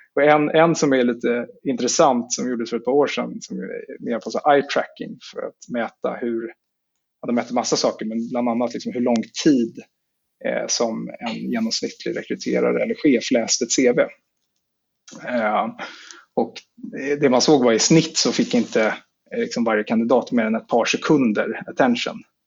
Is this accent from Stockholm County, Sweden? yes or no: yes; Stockholm, Stockholm County, Sweden; jag är född och uppvuxen i Stockholm